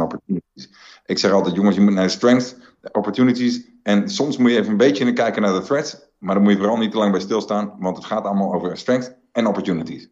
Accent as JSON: {"language": "Dutch", "country": "Netherlands", "said": "als Nederlanders met, met een hele kleine natie"}